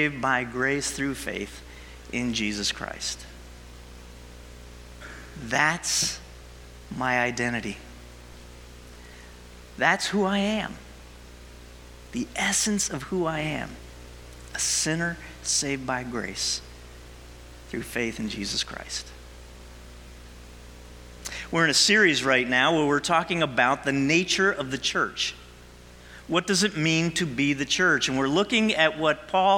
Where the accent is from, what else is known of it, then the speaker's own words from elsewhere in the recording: New Jersey, United States; I'm a Jersey guy. I was born and raised in Jersey